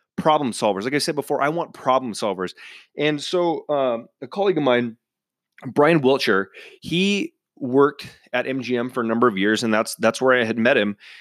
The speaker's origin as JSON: {"language": "English", "town": "Cleveland", "region": "Washington", "country": "United States", "tie": "born or raised there", "moved": "yes", "said": "my hometown up in Cleveland, Washington"}